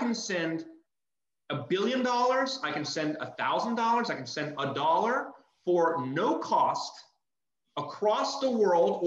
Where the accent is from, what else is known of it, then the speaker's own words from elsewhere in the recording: Texas, United States; I'm from Texas